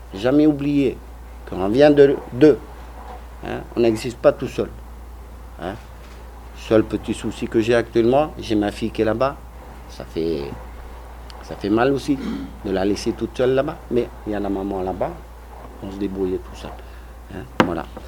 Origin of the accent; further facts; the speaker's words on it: French Polynesia; moved away; also born or lived in France; chez nous à Mataya